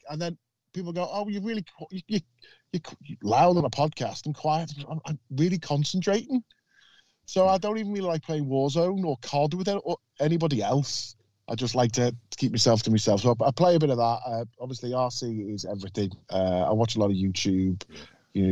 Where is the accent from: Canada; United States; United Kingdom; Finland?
United Kingdom; Liverpool, North West England; accent: Scouse; I'm from Liverpool.